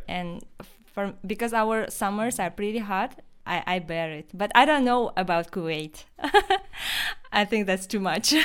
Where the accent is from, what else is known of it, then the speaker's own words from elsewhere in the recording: Yakutia, Sakha Republic, Russia; first language Yakut (Sakha); English is a second language; we we have our own language, which is called Saha, Saha or Yakut language